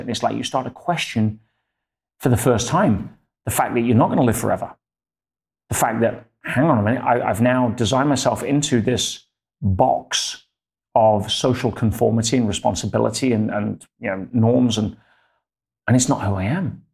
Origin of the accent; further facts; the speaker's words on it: Leicester, East Midlands, United Kingdom; In England, yes. My hometown in Leicester.